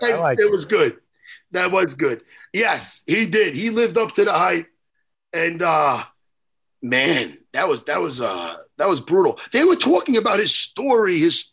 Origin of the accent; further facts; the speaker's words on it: New York, United States; I'm from New York.